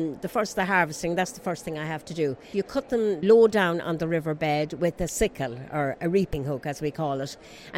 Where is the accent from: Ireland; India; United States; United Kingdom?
Ireland; Strokestown, Connacht; I'm from Strokestown in County Roscommon, which is in the west of Ireland.